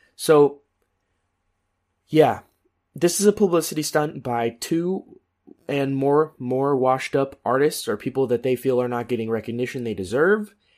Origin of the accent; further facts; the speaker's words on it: United States; we're American